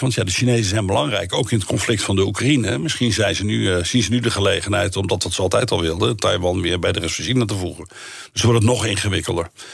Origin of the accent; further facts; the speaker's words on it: Netherlands; wij zijn Nederlanders